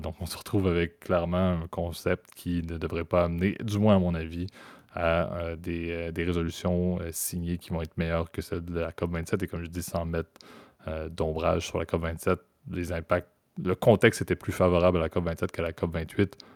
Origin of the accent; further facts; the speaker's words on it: Canada; En tant que Canadien